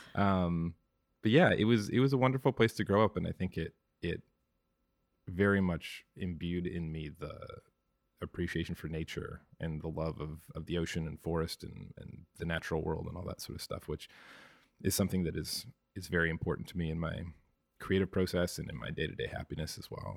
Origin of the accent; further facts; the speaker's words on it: Victoria, British Columbia, Canada; moved away as an adult; also born or lived in Toronto; now in Vancouver, Canada; I was born and raised in Victoria